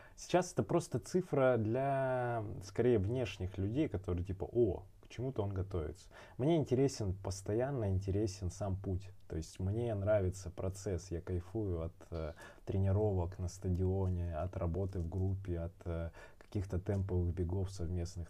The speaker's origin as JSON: {"language": "Russian", "town": "Barnaul", "region": "Altai Krai", "country": "Russia", "also_born_or_lived": "Moscow", "moved": "yes", "said": "в тринадцатом году уехал в Барнаул, как раз время там было. У меня отец болел, он, э, раком болел, и А, мне было ух, надо было ухаживать, жить, э, в городе, маме помогать. Я вернулся из Москвы"}